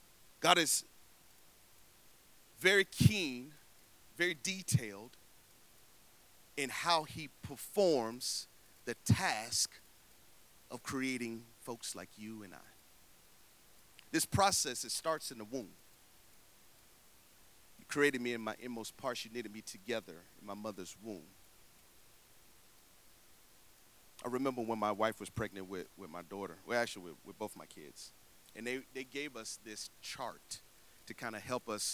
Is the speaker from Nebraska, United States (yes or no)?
no; Tallahassee, Florida, United States; moved away; I'm from Tallahassee, Florida